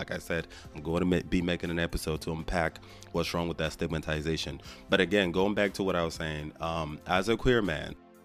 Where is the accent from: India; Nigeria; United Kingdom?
Nigeria; now in Houston, United States; I was born and raised in Nigeria to Nigerian family members